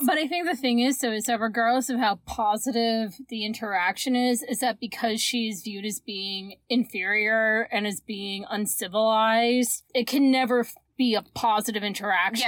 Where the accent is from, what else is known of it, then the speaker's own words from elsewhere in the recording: Canada; we are Canadian